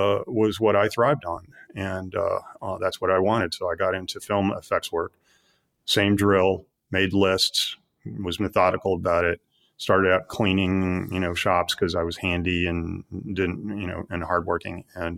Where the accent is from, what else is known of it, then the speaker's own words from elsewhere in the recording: Midwest, United States; I grew up in the Midwest, and my parents were of a somewhat, conventional background.